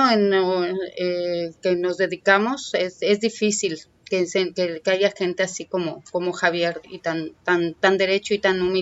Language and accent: Spanish; Mexico City, Mexico; now in Tijuana, Mexico; Te lo digo porque yo vengo de la Ciudad de México y a mí me han recibido de una manera suave